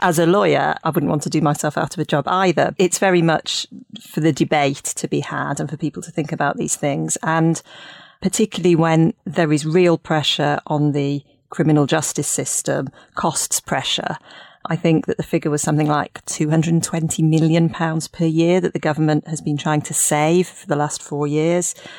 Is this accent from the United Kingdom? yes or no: yes; Leeds, Yorkshire and the Humber, United Kingdom; moved away as an adult; also born or lived in Cambridge; now in Hertfordshire, United Kingdom; I grew up in Leeds, and I went to the Jewish schools in Leeds